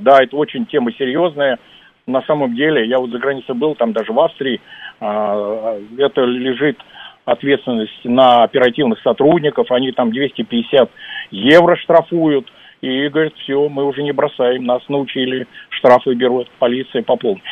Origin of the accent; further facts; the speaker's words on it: Moscow, Russia; мы любим москвичи свой город